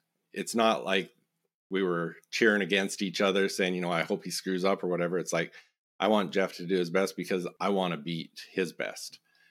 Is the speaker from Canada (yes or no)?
yes; Raymond, Alberta, Canada; So I grew up in Southern Alberta on a farm just outside of a small community, Raymond, Alberta, which is like 3,500 people.